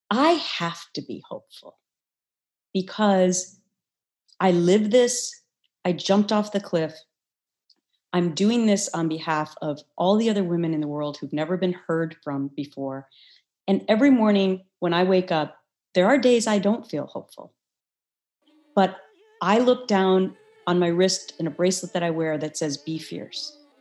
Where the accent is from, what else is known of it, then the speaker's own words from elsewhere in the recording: Midwest, United States; I had this wonderful Midwestern upbringing